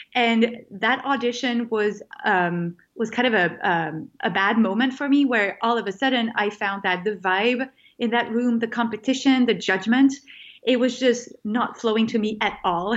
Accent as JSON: {"language": "English", "country": "France", "tie": "born or raised there", "also_born_or_lived": "California", "moved": "as an adult", "said": "I grew up in France"}